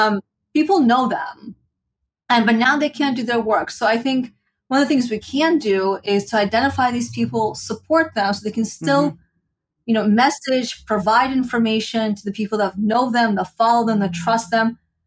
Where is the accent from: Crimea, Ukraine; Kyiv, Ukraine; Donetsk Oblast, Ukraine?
Kyiv, Ukraine; moved away; I'm from Kiev